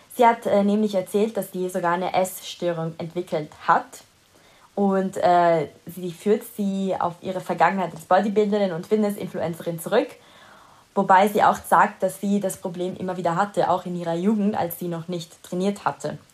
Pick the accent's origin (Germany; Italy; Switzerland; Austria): Italy; first language Italian; German is a second language; moved away